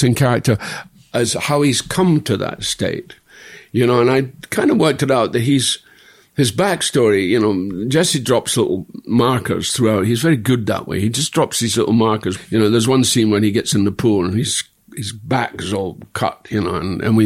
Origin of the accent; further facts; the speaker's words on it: Dundee, Scotland, United Kingdom; in my hometown, we had 21 movies. So I had the great inspiration of going to every picture house there was.